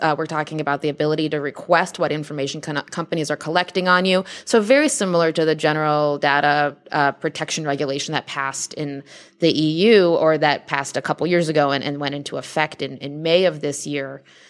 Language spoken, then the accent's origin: English; Nashville, Tennessee, United States; accent: Southern; It's because I used to have a strong Southern accent. I'm from Nashville, and sometimes I just don't sound like everybody else, even though I worked hard to get rid of it.